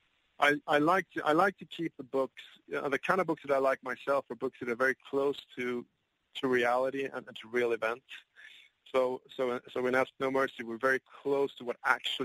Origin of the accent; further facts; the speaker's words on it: England, United Kingdom; also born or lived in United States; now in Sweden; I was born in Sweden. I was raised in the United Kingdom. I've lived in America